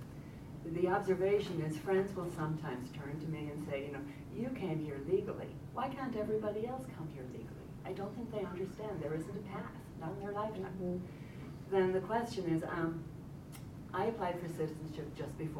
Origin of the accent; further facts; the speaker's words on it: Ireland; now in United States; I'm from Ireland.